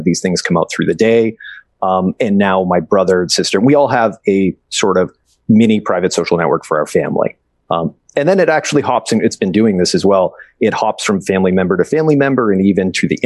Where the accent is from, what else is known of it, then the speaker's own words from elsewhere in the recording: Boston, Massachusetts, United States; now in West Coast, United States; I'm from the East Coast. I'm from Boston originally. Now I'm out here in the West Coast.